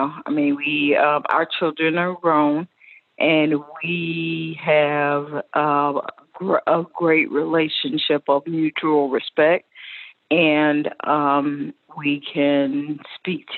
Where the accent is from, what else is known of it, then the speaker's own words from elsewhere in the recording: Pensacola, Florida, United States; I grew up in Pensacola, Florida